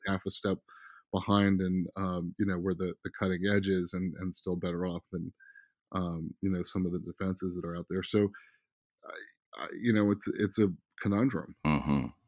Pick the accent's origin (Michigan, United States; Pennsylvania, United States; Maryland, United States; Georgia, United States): Maryland, United States; Silver Spring; also born or lived in Bethesda, Maryland; I grew up partially in Silver Spring, Maryland, partially in Bethesda, Maryland, particularly in Silver Spring.